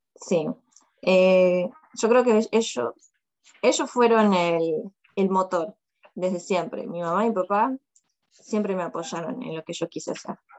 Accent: Longchamps, Buenos Aires Province, Argentina; moved away as an adult; also born or lived in China; now in Moscow, Russia; soy de, de Longchamps, de zona sur, Buenos Aires, zona sur. Longchamps, de rayo de sol. Ese es mi barrio

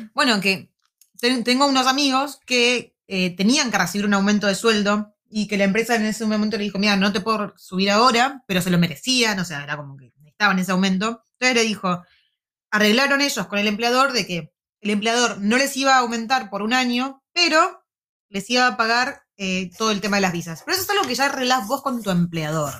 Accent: La Plata, Buenos Aires Province, Argentina; moved away as an adult; now in Wellington, New Zealand; Soy de La Plata, no, un platense

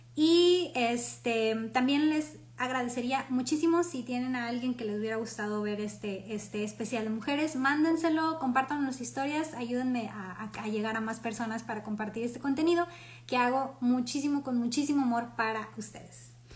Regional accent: Mexico; orgullosos como mexicanos o como latinos

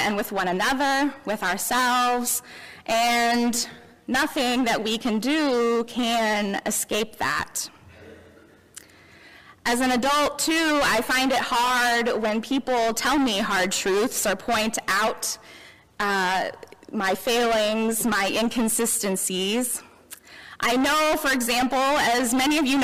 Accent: Memphis, Tennessee, United States; now in Elizabethtown, United States; I grew up in Memphis, as you may know, in the heart of the Bible Belt

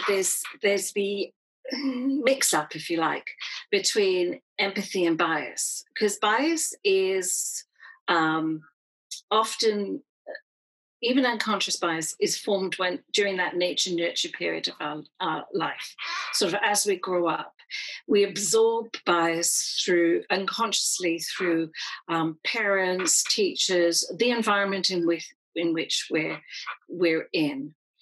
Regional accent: United Kingdom; And so being of Irish heritage, I grew up in a time when pubs and restaurants in the UK would still have signs up that said no blacks, no Irish.

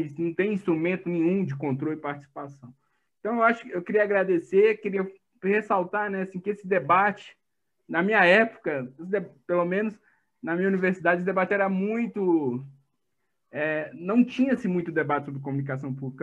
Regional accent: Minas Gerais, Brazil; eu sou mineiro

